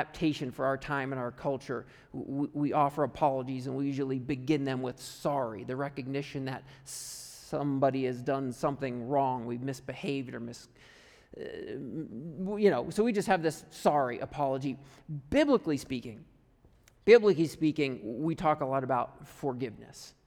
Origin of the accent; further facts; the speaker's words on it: United States; moved away as an adult; also born or lived in Canada; I'm from America